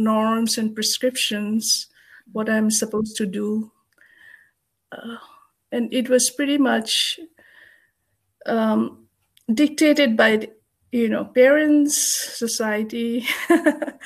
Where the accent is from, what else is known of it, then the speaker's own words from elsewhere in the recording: Kolkata, West Bengal, India; moved away as an adult; now in United States; I was born in Kolkata in India in a Buddhist family.